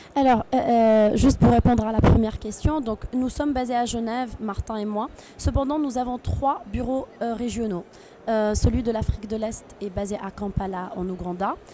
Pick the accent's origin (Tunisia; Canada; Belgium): Tunisia; je suis originaire de Tunisie